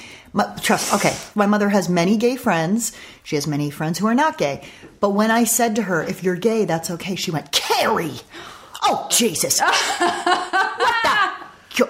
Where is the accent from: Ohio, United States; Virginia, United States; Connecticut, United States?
Connecticut, United States; Westport; now in Malibu, United States; Westport, Connecticut was where I spent my weekdays, my school days growing up